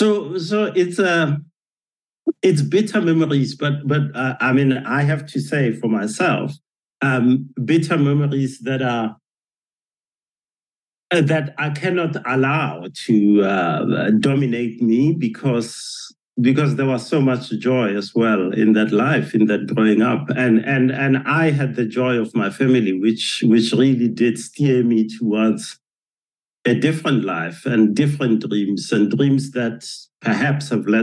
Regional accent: Johannesburg, Gauteng, South Africa; remembering walking in the streets of Johannesburg with my father and my family, and you know, as you say, not being able to walk on the sidewalk because that was reserved for whites only.

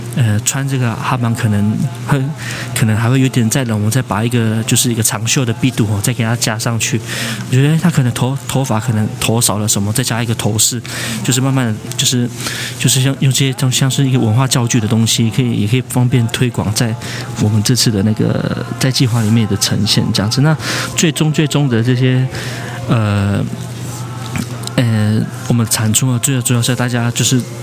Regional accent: Zhuoxi, Hualien County, Taiwan; 我是来自花莲竹溪乡的布农族

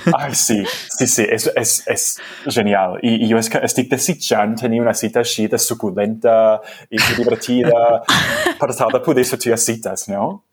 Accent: United States; first language English; Catalan is a second language; moved away; jo sóc dels Estats Units i, i se'm nota molt fàcilment i molt, molt òbviament amb el meu accent que la meva llengua materna és l'anglès.

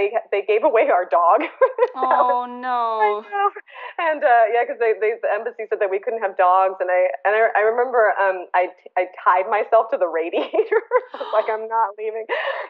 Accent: Bangkok, Thailand; born there; Well, I was born in Bangkok, Thailand.

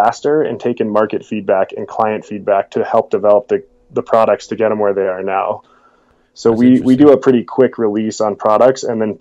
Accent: Vail, Colorado, United States; moved away as an adult; also born or lived in Jackson Hole, Wyoming; I grew up, born and raised in Vail, Colorado, and back here now

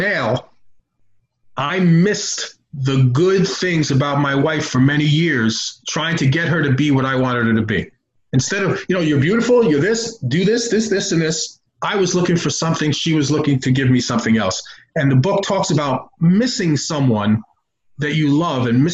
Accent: New York, United States; I'm from New York

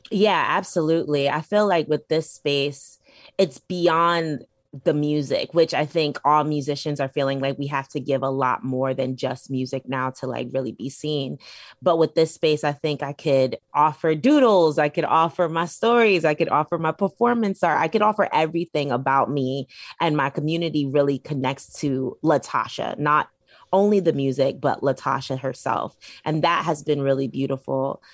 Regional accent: New York City, New York, United States; I'm from Brooklyn, New York. I grew up on Flatbush, Brooklyn

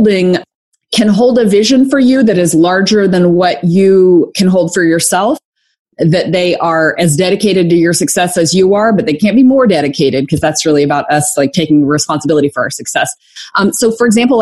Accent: Arkansas, United States; moved away as an adult; also born or lived in Atlanta / Conway, Arkansas; I'm from Arkansas.

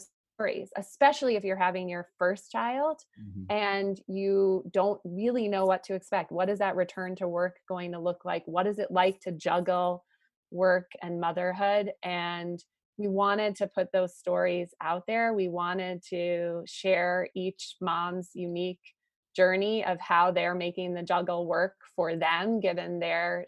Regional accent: Boston, Massachusetts, United States; I grew up in Boston, so I really haven't strayed too far.

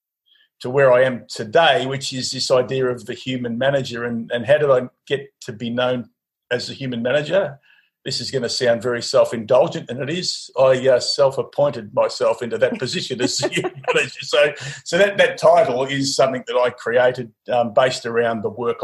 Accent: Mildura, Victoria, Australia; I grew up in Mildura

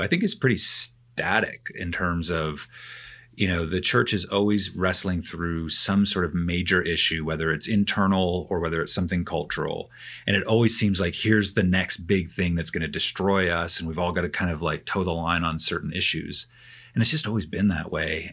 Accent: Canada; moved away; I'm a Canadian

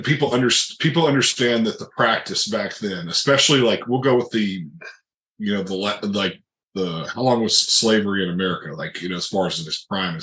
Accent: Memphis, Tennessee, United States; my roots, I'm from Memphis, Tennessee

